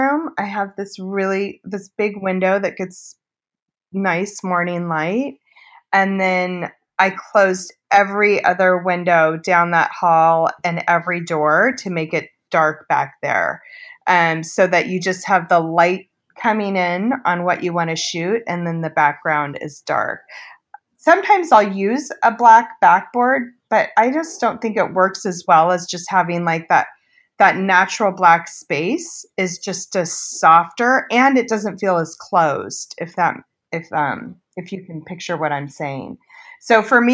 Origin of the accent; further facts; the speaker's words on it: Long Beach, California, United States; now in Santa Ynez Valley, United States; I grew up in Long Beach, so down in Southern California.